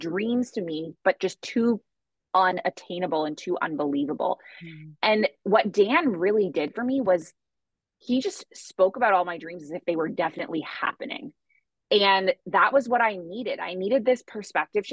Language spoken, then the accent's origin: English; Toronto, Ontario, Canada; moved away as an adult; now in Bali, Indonesia; So I am originally from Canada and I grew up in Toronto, Ontario.